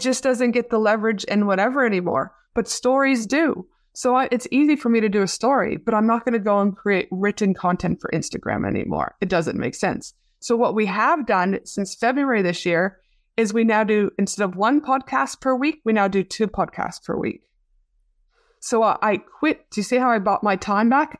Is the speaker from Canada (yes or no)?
yes; Canada; now in Australia; you're very close to my hometown back in Canada